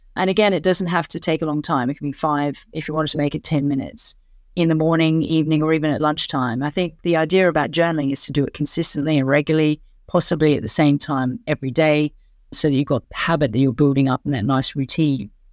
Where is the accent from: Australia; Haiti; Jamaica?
Australia; moved away as an adult; now in London, United Kingdom; I'm an Australian who's lived and worked in London for many years